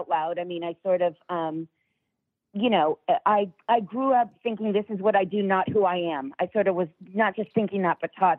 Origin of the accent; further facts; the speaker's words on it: New York, United States; when I was growing up in New York